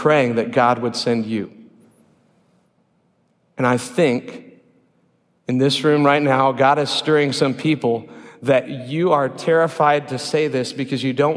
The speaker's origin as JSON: {"language": "English", "town": "Sheldahl", "region": "Iowa", "country": "United States", "tie": "born or raised there", "said": "I'm a kid from Sheldahl, Iowa, the biggest little town in three counties, 342 residents according to Wikipedia"}